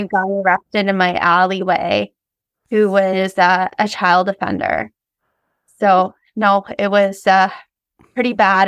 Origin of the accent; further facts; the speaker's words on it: Ontario, Canada; I grew up in Ontario